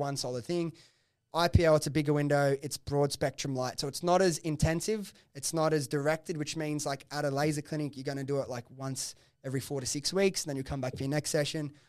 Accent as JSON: {"language": "English", "town": "Sydney", "region": "New South Wales", "country": "Australia", "tie": "born or raised there", "said": "I grew up in Preston's, like, the office was, like, five minutes from my house"}